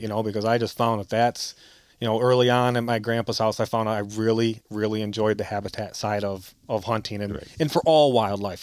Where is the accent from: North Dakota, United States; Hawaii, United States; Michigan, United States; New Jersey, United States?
Michigan, United States; Grass Lake; from Grass Lake, Michigan, uh, born and raised in Lower Lower Peninsula